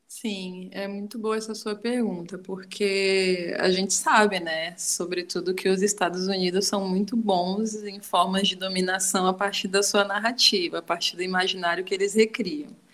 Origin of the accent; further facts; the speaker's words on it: far south of Bahia, Brazil; now in Southeast Brazil; uma mulher preta, é, nordestina, sabe? É, que está já há muito tempo aqui nessa, nessa migração, né? Eu venho do extremo sul da Bahia